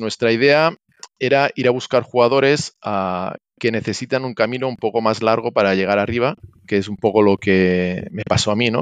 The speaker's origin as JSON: {"language": "Spanish", "region": "Catalonia", "country": "Spain", "moved": "as an adult", "lives_now": "Santiago de Compostela, Spain", "said": "soy catalán, pero mi mujer es gallega"}